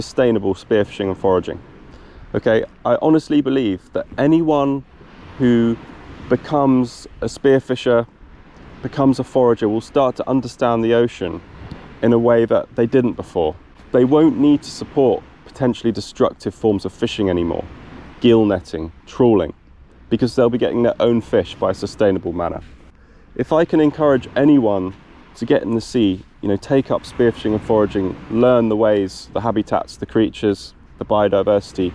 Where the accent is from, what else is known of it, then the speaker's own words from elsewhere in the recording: South Devon, South West England, United Kingdom; I am from South Devon in the UK.